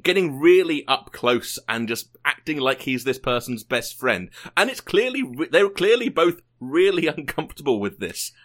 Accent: United Kingdom; moved away; I am British

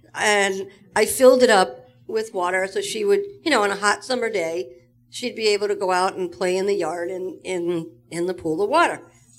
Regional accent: Long Island, New York, United States; I'm from Long Island, New York.

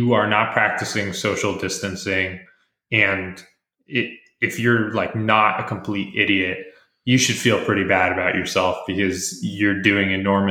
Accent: United States; as an American

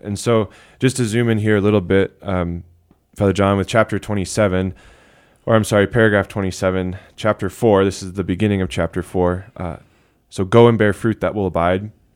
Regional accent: United States

